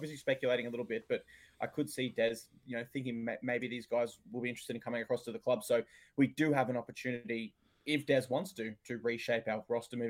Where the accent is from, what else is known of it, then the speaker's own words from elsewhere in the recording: Gold Coast, Queensland, Australia; I grew up on the Gold Coast region